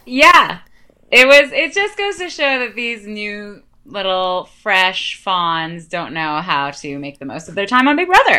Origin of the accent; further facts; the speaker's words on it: Canada; I'm Canadian